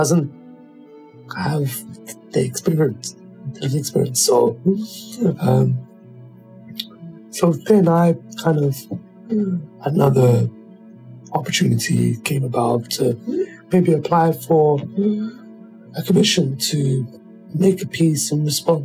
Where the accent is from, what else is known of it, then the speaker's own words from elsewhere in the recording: United Kingdom; growing up as a British black person